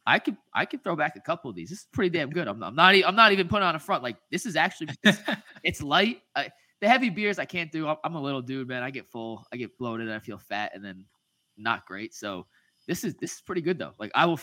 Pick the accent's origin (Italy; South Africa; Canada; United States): United States; New Jersey; moved away as an adult; also born or lived in Boston, United States / Bryan, Texas, United States; now in Cleveland, United States; I'm from Jersey